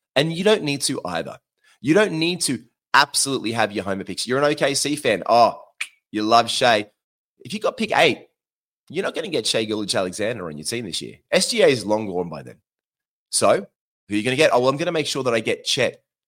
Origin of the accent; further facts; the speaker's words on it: Queensland, Australia; accent: Australian; now in Sydney, Australia; I'm from Queensland